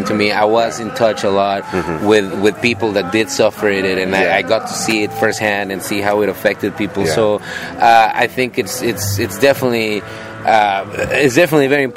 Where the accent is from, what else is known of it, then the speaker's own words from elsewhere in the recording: Mexico City, Mexico; I'm from Mexico City.